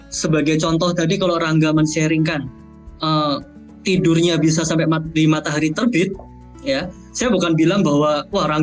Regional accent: East Java, Indonesia; moved away as an adult; now in Netherlands; Saya saya aslinya dari Jawa Timur gitu ya, saya orang kampung gitu, pindah ke negara orang berhadapan dengan cuaca yang ekstrim, lingkungan baru, pandemi pula.

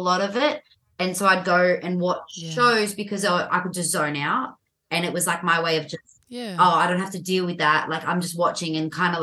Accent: Sydney, New South Wales, Australia; also born or lived in Dural; I'm from Sydney, Australia.

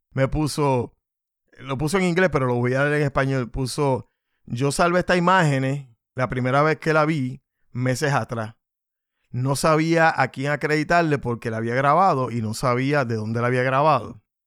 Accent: Puerto Rico; somos dos puertorriqueños

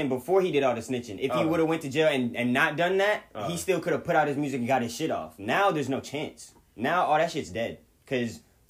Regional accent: Long Beach, California, United States; I'm from Orange County.

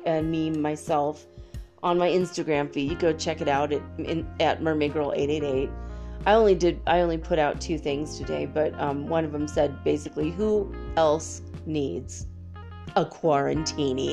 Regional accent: United States; I'm an American, you know, it's like almost like born and bred into us for 200 years.

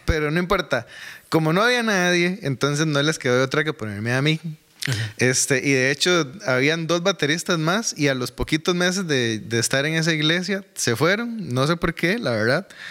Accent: Desamparados, San José, Costa Rica; also born or lived in Alajuelita / San Francisco de Dos Ríos / Curridabat; now in Goicoechea, Costa Rica; nací en Alajuelita, me crié en Desamparados

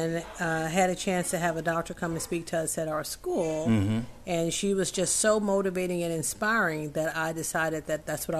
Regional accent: the South, United States; I'm from the South

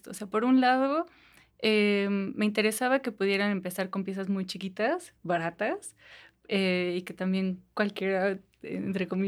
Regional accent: Toluca, State of Mexico, Mexico

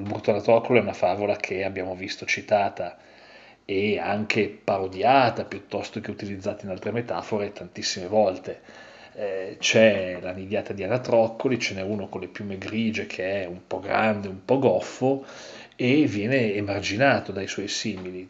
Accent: Italy; io vengo, vengo dall'Italia

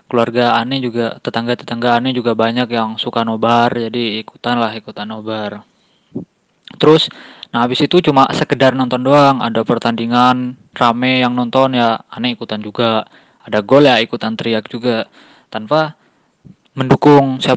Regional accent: Bandung, West Java, Indonesia; ane dari Bandung, mahasiswa di salah satu kampus di Bandung.

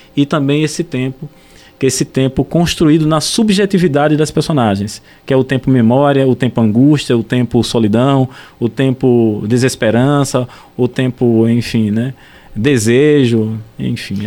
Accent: Vitória de Santo Antão, Pernambuco, Brazil; na minha cidade natal, lá em Vitória de Santo Antão

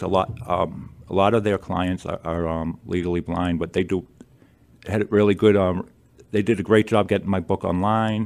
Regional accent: Attleboro, Massachusetts, United States; also born or lived in Lewiston, Maine; moved to Attleboro when I was very young

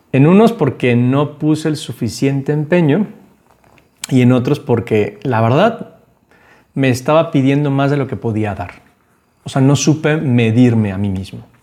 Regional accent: Guadalajara, Jalisco, Mexico; also born or lived in Panama; cuando yo estaba morrito, me vine a vivir de Panamá a Guadalajara, llegué a vivir a casa de mis abuelos

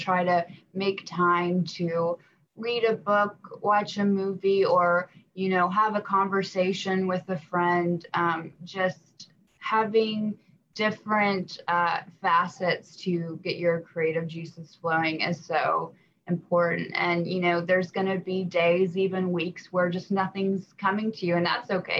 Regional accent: Knoxville, Tennessee, United States; also born or lived in Alabama; I was raised in Knoxville, but I was born in Alabama

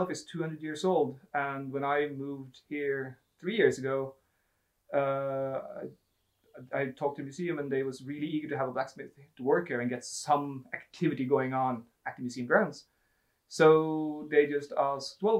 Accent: Ski, Akershus, Norway; I grew up in Ski, and grew up there running around the forest

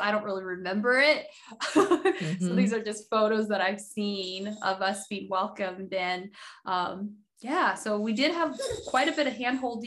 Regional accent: Nampa, Idaho, United States; English is a second language; also born or lived in Haiti; I am originally from Haiti. We moved to the States when I was 6 years old, moved to Nampa, Idaho, out of all places

